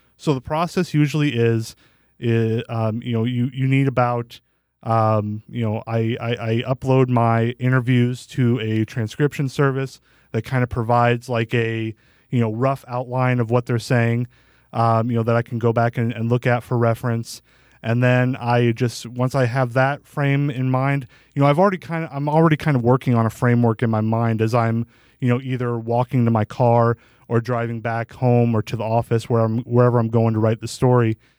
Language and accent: English; Bettendorf, Iowa, United States; moved away as an adult; also born or lived in Davenport / Muscatine; now in Parkersburg, United States; I'm from Bettendorf